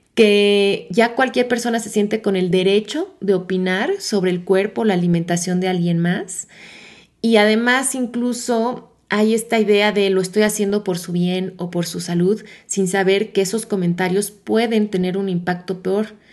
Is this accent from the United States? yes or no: no; Mexico; mi país México